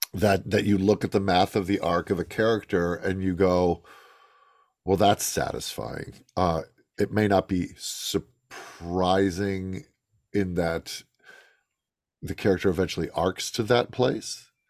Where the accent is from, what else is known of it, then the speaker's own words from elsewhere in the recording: Chicago, Illinois, United States; I grew up in Chicago.